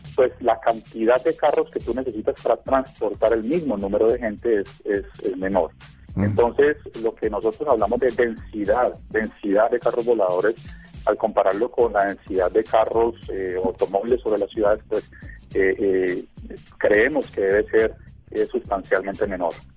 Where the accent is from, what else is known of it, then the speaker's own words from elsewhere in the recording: Colombia; yo soy colombiano